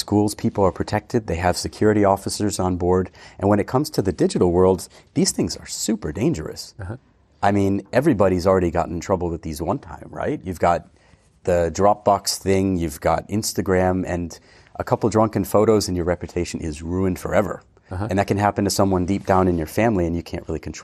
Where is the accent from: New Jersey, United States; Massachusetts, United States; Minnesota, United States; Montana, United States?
Massachusetts, United States; near Boston; moved away as an adult; also born or lived in London; now in Switzerland; I'm originally from near Boston, 2 hours west, and we have more horses than people, basically. Okay. Grew up playing ice hockey